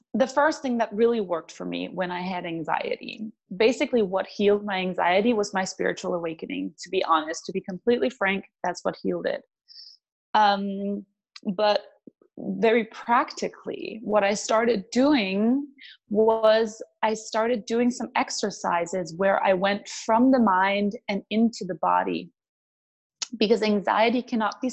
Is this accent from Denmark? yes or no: yes; Denmark; moved away as an adult; I'm from Denmark.